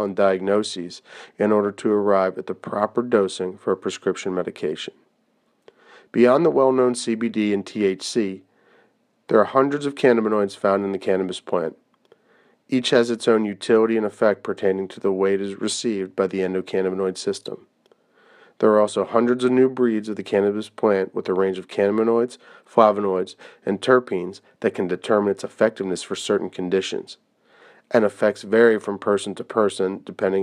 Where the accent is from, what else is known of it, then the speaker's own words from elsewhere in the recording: Pennsylvania, United States; my home state of Pennsylvania